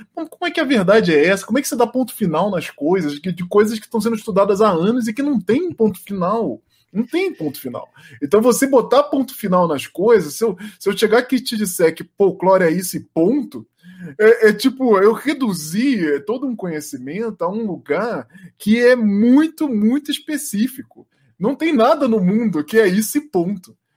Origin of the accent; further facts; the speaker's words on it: Rio de Janeiro, Brazil; eu sou carioca